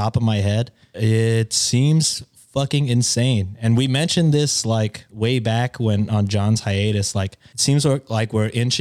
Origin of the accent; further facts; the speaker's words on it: Texas, United States; I like being Texan